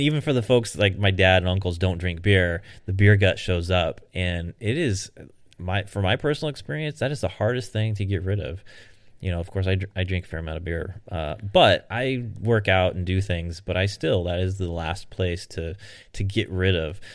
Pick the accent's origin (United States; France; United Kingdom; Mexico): United States; I'm an American